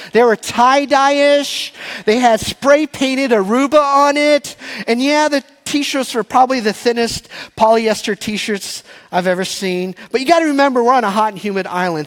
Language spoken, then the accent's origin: English; Texas, United States; I was born and raised in Texas. My first words were y'all and barbecue